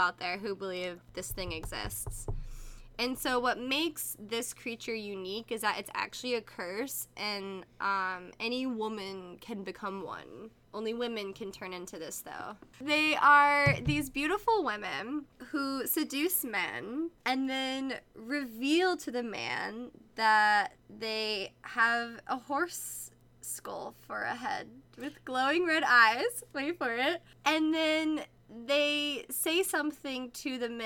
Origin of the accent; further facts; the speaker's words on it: United States; we American folk